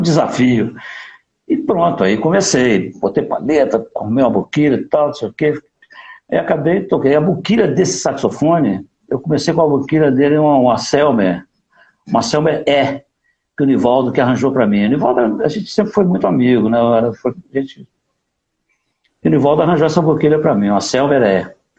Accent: Divinópolis, Minas Gerais, Brazil; moved away; also born or lived in Rio de Janeiro; nasci numa cidade do interior de Minas, eu nasci em Divinópolis

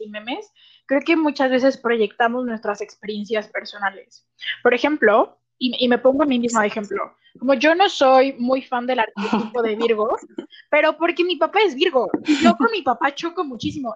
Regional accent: Guadalajara, Jalisco, Mexico; accent: tapatío; soy de Guadalajara

